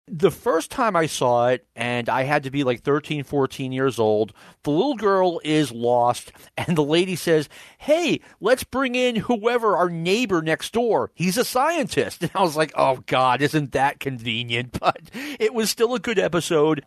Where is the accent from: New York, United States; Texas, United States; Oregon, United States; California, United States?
New York, United States; growing up in New York